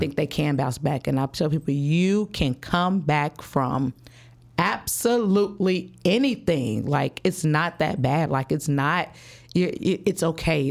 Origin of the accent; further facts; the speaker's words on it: Chicago, Illinois, United States; I'm from the West Side, Chicago. Grew up, um, on the West Side, moved all around the West Side all my life